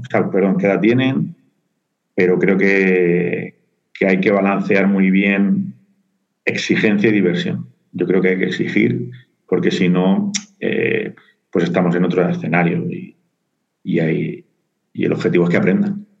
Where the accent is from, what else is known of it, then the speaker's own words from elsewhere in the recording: Murcia, Region of Murcia, Spain; moved away as an adult; now in Madrid, Spain; yo soy de Murcia, ¿vale? me vine a estudiar aquí a, Madrid y, aquí me he quedado